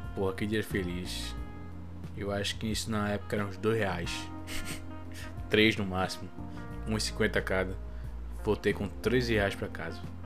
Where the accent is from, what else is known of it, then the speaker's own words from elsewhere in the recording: Brazil; eu sou brasileiro